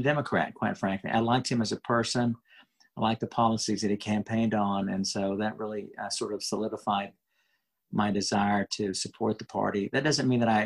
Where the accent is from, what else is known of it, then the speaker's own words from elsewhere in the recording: Houston, Texas, United States; I grew up in a large family in Houston